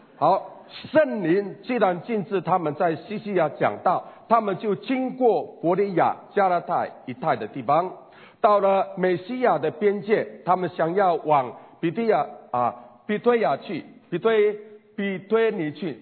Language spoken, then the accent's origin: Chinese; Taiwan; 我是台湾的原住民布隆族